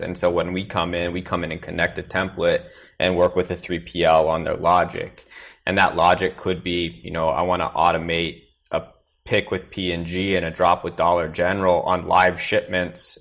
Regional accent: Willamette Valley, Oregon, United States; now in Austin, United States; I grew up in Willamette Valley in Oregon

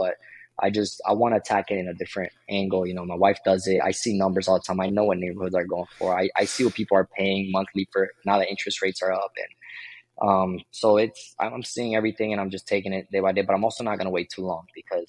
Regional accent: Florida, United States; I came from Florida.

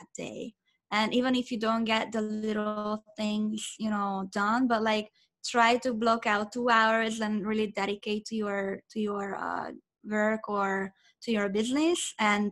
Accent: Budapest, Hungary; English is a second language; now in Orange County, United States; I'm originally from Budapest, Hungary. I was born and raised in Hungary.

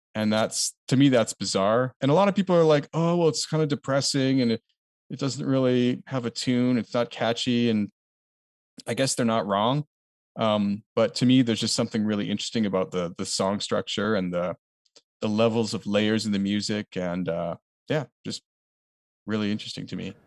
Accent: Canada; a Canadian was, like, kind of unique to us

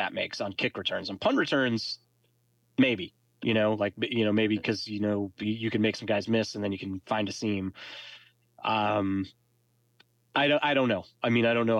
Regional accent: New England, United States; I'm from New England

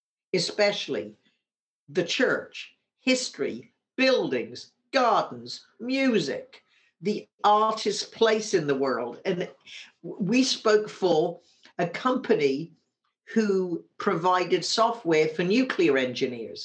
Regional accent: Wimborne, South West England, United Kingdom; now in San Francisco, United States; when we were growing up in Wimborne, Dorset, in the south of England

